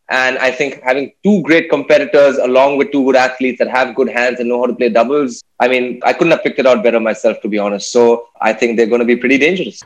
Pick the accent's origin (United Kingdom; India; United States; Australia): India; Chennai, Tamil Nadu; I grew up in Chennai.